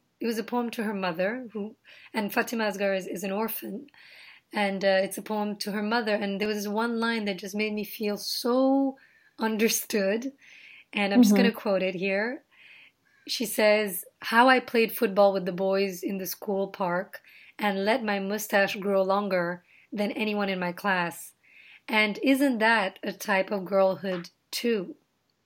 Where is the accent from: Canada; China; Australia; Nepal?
Nepal; now in United States; being Indian in my in Nepal